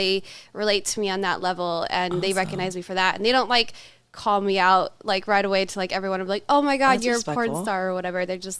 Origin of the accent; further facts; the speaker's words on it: Los Angeles, California, United States; also born or lived in Louisiana / Chicago; now in Colorado, United States; I'm from Louisiana. Okay. I grew up for the most part in Los Angeles.